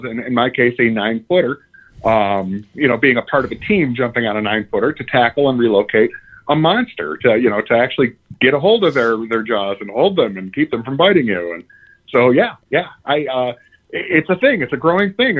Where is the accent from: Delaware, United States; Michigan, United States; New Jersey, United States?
Michigan, United States; Sterling Heights; I grew up in Sterling Heights, so I know the area well.